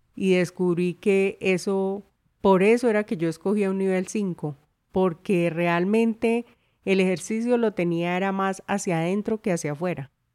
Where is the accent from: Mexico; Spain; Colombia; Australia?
Colombia; Historia de mi tierra